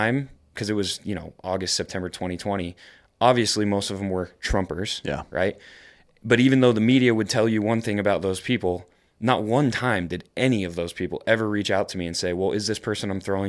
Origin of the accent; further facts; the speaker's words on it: New York, United States; You know, I always talk about how I'm from New York. I'm from upstate New York. And I experienced 9/11